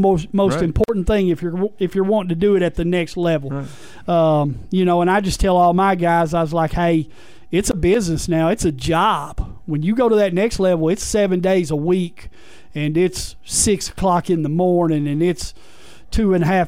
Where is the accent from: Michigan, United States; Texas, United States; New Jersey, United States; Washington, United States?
Texas, United States; Mineola; moved away as an adult; also born or lived in Magnolia, Arkansas / Nashville, Arkansas; I grew up in Mineola, Texas.